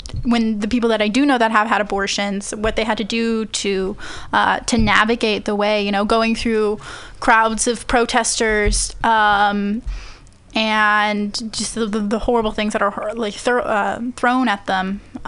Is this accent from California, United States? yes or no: yes; Central Valley, California, United States; moved away as an adult; also born or lived in Bakersfield / Fresno / Madera / Chowchilla; I'm originally from the Central Valley. I lived there for 18 years